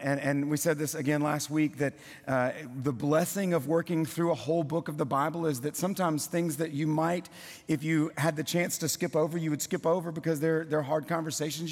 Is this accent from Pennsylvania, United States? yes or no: no; South Louisiana, United States; moved away as an adult; also born or lived in Kentucky; now in Tennessee, United States; born and raised in South Louisiana